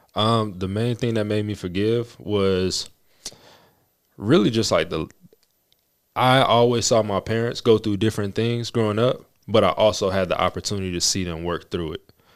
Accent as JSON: {"language": "English", "town": "Las Vegas", "region": "Nevada", "country": "United States", "tie": "born or raised there", "said": "We both were born and raised in Las Vegas"}